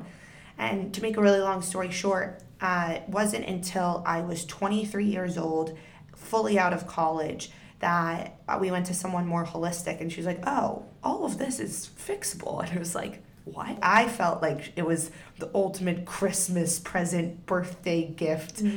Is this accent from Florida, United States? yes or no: no; Northern Virginia, United States; we grew up in Northern Virginia